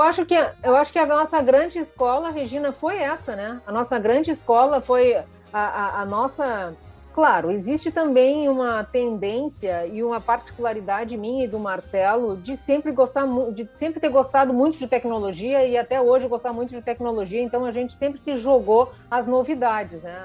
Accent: interior of Rio Grande do Sul, Brazil; also born or lived in Porto Alegre; eu sou do interior de, do Rio Grande do Sul, mas moro, Porto, moro, em Porto Alegre também há mais de 30 anos

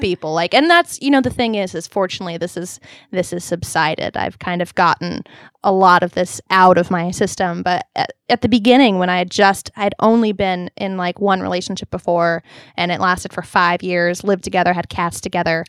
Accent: Long Beach, California, United States; moved away as an adult; now in Los Angeles, United States; I grew up in Long Beach, which was very Orange County

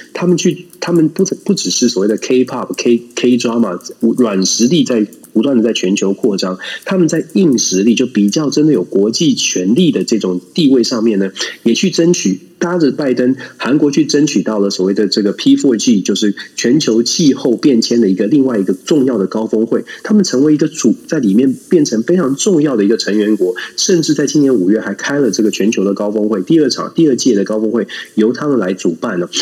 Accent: Taiwan; moved away; 因为我们在台湾出生长大

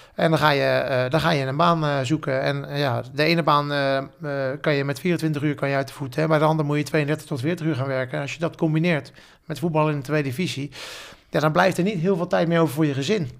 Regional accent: The Hague, South Holland, Netherlands; voor mij als, als Hagenees

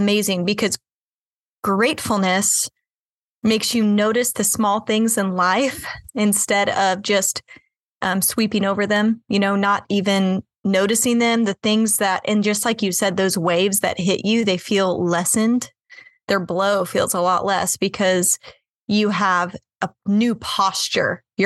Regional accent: Kansas City, United States; I grew up, I was born and raised in Kansas City

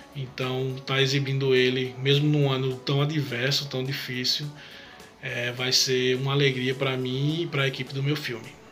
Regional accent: Campina Grande, Paraíba, Brazil; sou de Campina Grande, na Paraíba, sou um realizador audiovisual

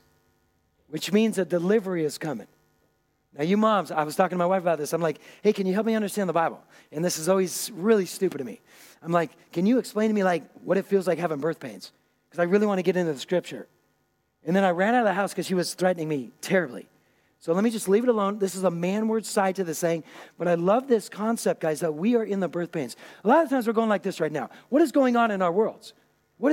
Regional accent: Puget Sound, Washington, United States; now in Germany; I grew up on the Puget Sound

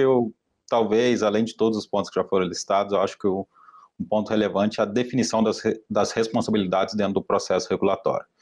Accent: Minas Gerais, Brazil; eu também sou mineiro

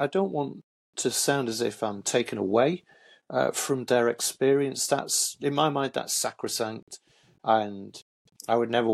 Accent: Hull, Yorkshire and the Humber, United Kingdom; also born or lived in Manchester; my dad remarried, and we moved from Manchester to Hull, where my dad and my stepmom and my full brother and my half-brother still reside

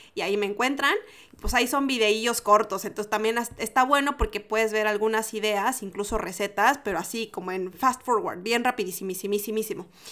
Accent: Mexico; moved away as an adult; now in Santiago, Chile; Yo soy mexicana y tengo mi acento

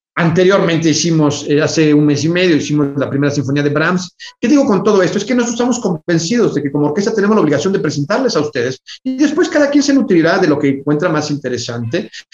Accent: Mexico; para nosotros como mexicanos

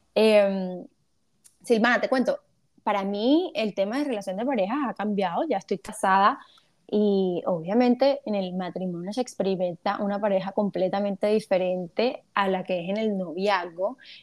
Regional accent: Cartagena, Bolívar, Colombia; now in Barranquilla, Colombia; yo estoy en Barranquilla, soy cartagenera, pero estoy en Barranquilla

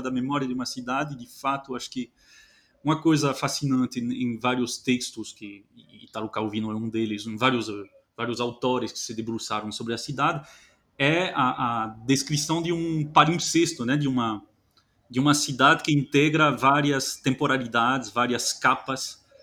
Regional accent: France; moved away; eu, que sou francês

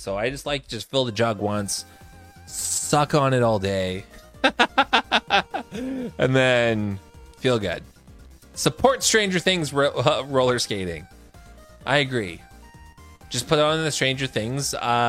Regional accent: Canada; Being a Canadian and being as pale as I am, I fucking hate the snow.

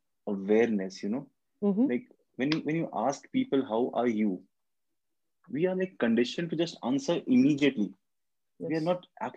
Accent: India; also born or lived in Kolkata, India; I'm from India. My country is India, and I stay in Kolkata, which is a city in India

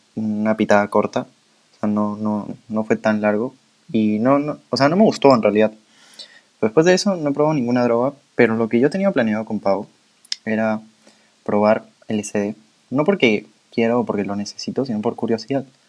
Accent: Peru; nosotros somos de Perú

